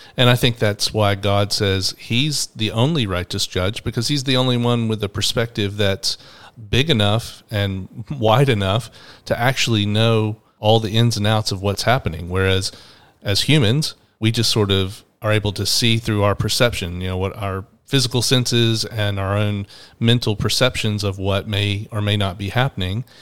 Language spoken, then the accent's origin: English; Atlanta, Georgia, United States; in my twenties and growing up in Atlanta